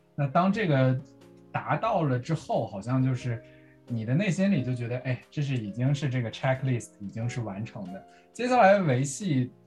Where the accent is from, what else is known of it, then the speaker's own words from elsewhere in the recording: northern China, China; 我是北方人嘛